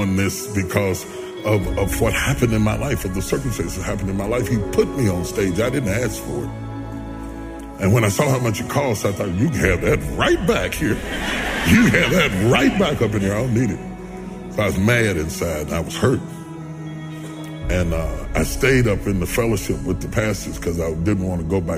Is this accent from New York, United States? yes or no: no; West Virginia, United States; I'm a country boy. I'm from West Virginia